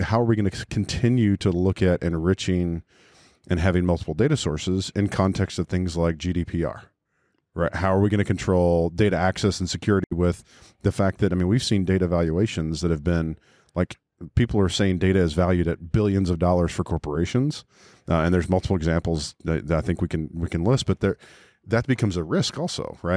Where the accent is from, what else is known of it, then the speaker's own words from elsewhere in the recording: Texas, United States; I went to school in Texas, and I grew up there. I'm from there. I'm native Texan